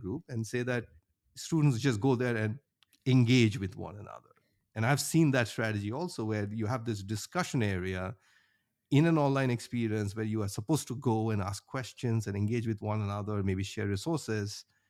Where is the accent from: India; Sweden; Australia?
India; moved away as an adult; now in Cherry Hill, United States; I grew up in India, went to undergrad there in I I T Bombay. And after that, I moved to the U S, uh, in mid two thousands